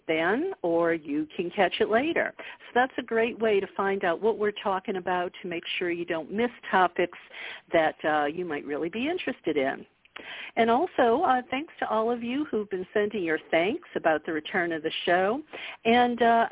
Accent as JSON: {"language": "English", "region": "the South", "country": "United States", "tie": "born or raised there", "said": "I grew up in the South"}